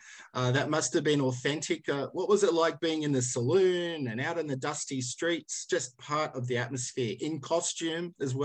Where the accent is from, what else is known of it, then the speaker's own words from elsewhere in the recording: Sydney, New South Wales, Australia; I'm from Sydney. That's where I'm coming from you now.